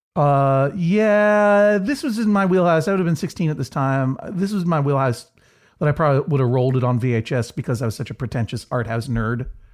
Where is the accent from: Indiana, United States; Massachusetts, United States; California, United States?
Massachusetts, United States; Brookline; the Coolidge Corner Theater in Brookline, Massachusetts, my hometown